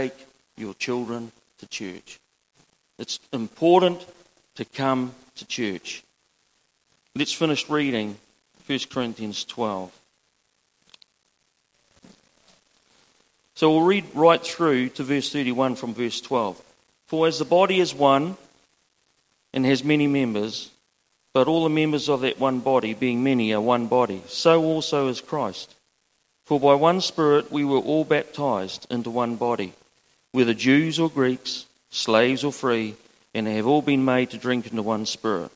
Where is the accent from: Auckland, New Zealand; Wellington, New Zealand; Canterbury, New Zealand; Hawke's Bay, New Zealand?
Hawke's Bay, New Zealand; Mahia Peninsula; now in Gisborne, New Zealand; I'm born and bred on the Mahi Peninsula